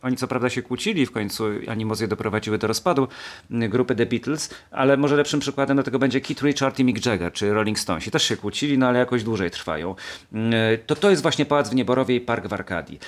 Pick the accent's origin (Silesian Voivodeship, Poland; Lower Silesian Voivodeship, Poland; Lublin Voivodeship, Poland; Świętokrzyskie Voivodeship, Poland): Świętokrzyskie Voivodeship, Poland; Kielce; born or raised there